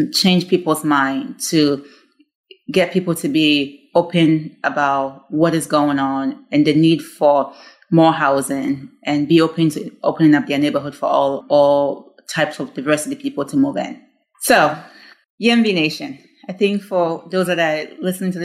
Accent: Ghana; moved away; I grew up in Ghana, and as I mentioned, we were more of a community

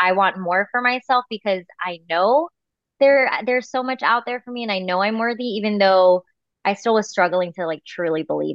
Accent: Bay Area, California, United States; now in Fresno, United States; I'm from the Bay Area, but it's nice to be back home in California.

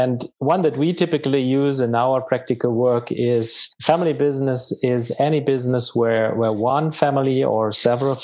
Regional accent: Germany; now in Charlotte, United States; my home country in Germany

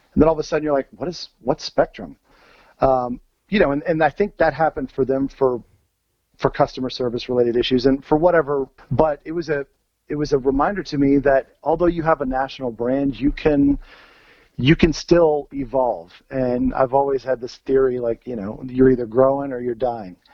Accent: Virginia, United States; so I grew up in Virginia. And growing up in Virginia

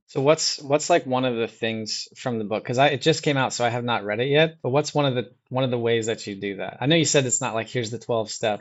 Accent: Midwest, United States; also born or lived in Iowa; I grew up in the Midwest as Well, I mean, I'm, I'm in Iowa right now

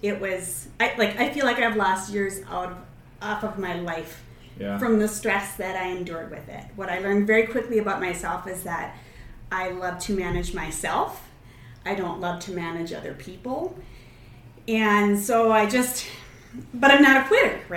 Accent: Minneapolis, Minnesota, United States; moved away as an adult; now in Duluth, United States; I'm originally from the Twin Cities

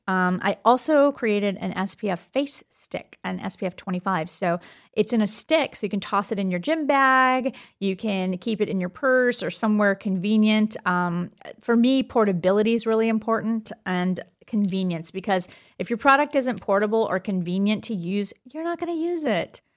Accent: Florida, United States; I was born in Florida

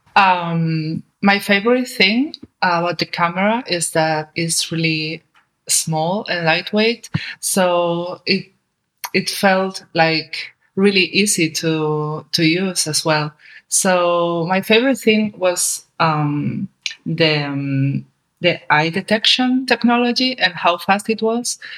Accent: Spain; my home country, especially in Seville

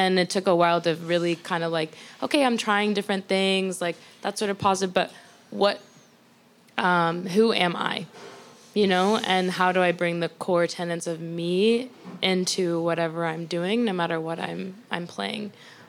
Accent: the South, United States; You know, that's how I was raised. I'm from the South. We're polite. We're courteous to people

